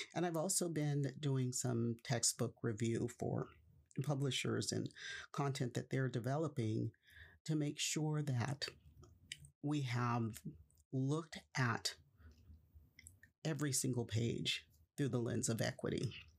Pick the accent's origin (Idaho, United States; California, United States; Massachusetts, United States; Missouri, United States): California, United States; Stockton; Stockton, California is my hometown. I was born there, I was raised there, and I spent the vast majority of my life there in Stockton.